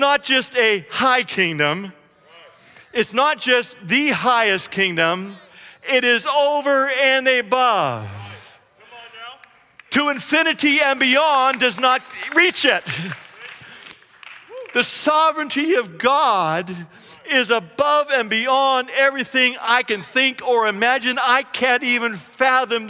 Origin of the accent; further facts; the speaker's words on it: Canada; now in United States; I was a Canadian and now I am an American.